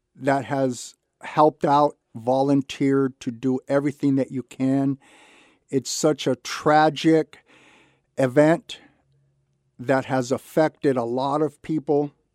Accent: Santa Barbara, California, United States; I was born and raised in Santa Barbara

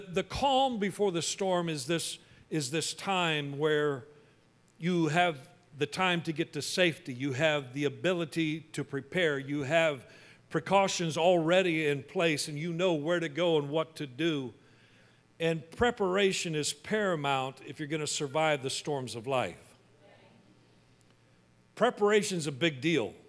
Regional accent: Wichita, Kansas, United States; But I grew up in Kansas, in Wichita, and we were right in the tornado alley

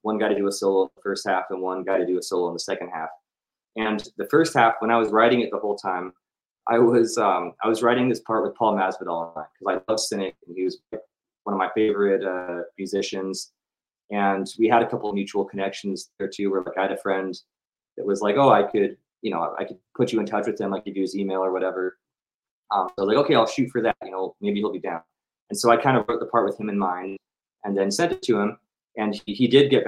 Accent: Bay Area, California, United States; I was from the Bay Area

